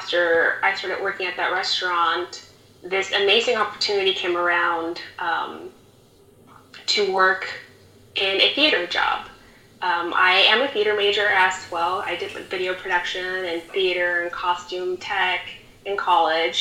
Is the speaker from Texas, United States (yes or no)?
yes; Rio Grande Valley, Texas, United States; also born or lived in Houston; I'm from the Rio Grande Valley, and I moved to Houston 1.5 years ago